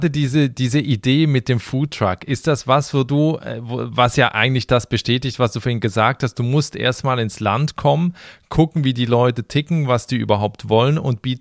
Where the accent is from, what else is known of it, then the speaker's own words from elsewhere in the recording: Germany; now in Panama; Also man findet da auch als Deutscher Anschluss, man findet da Freunde, man findet da ein Netzwerk.